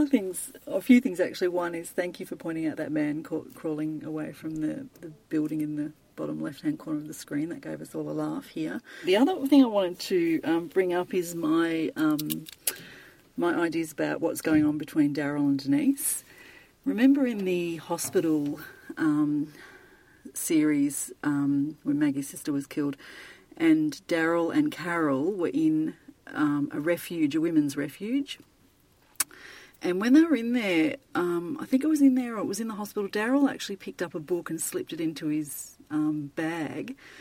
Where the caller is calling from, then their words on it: Melbourne, Victoria, Australia; I'm calling from Melbourne in Australia.